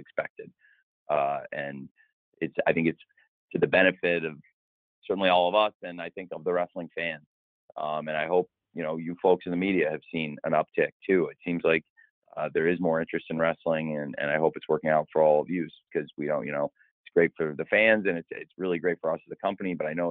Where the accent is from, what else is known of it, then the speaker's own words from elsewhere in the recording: Illinois, United States; moved away; also born or lived in Florida; I'm back home where I grew up in Illinois this week, but I also have lived in Florida, and that's home to me too